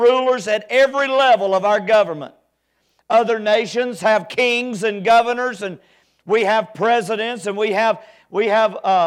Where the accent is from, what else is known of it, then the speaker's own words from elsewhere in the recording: United States; I'm still proud to be an American